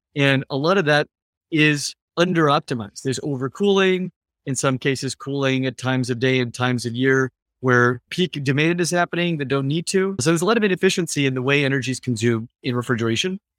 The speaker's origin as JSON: {"language": "English", "region": "California", "country": "United States", "tie": "born or raised there", "lives_now": "San Francisco, United States", "said": "I grew up in California, uh, a few hours from San Francisco where I live"}